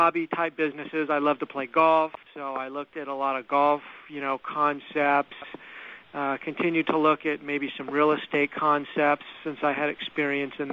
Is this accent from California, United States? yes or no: yes; Los Angeles, California, United States; I'm actually from Los Angeles. I'm actually a fifth generation from California and a fourth generation from Los Angeles. So these are my roots